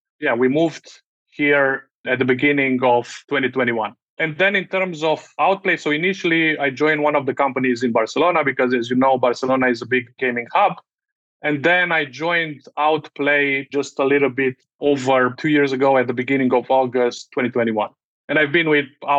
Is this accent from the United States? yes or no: no; Romania; moved away as an adult; I had a whole other career managing media products back in my home country